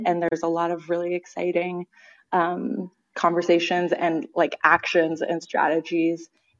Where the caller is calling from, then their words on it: Boston, Massachusetts, United States; I'm calling from Boston.